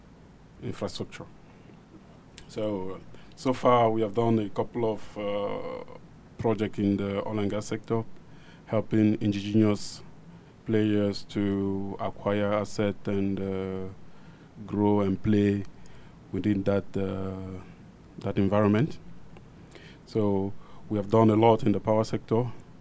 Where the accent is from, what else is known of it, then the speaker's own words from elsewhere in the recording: Cameroon; moved away as an adult; now in Nigeria; I am a Cameroonian.